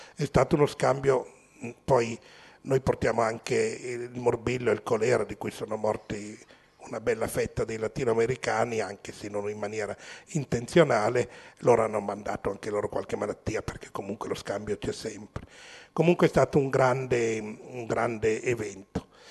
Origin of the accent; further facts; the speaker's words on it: Milan, Lombardy, Italy; nato e cresciuto a Milano